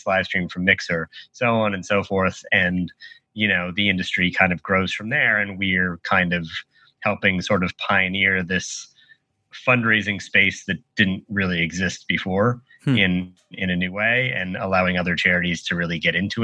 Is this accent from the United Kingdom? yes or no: no; Canada; moved away as an adult; also born or lived in Boston / Los Angeles; I'm from Canada originally. So went to school in Boston, moved to LA.